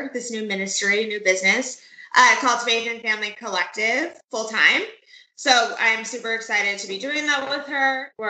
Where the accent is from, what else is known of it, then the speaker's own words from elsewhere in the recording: Orange County, California, United States; this is my mom, Pam. I have been born and raised in Orange County.